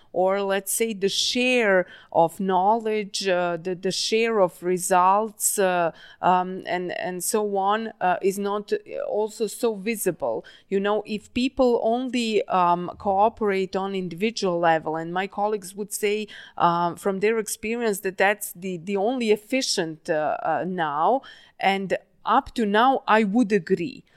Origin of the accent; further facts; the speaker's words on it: Novi Sad, Vojvodina, Serbia; moved away; Novi Sad. Uh, not only that's my hometown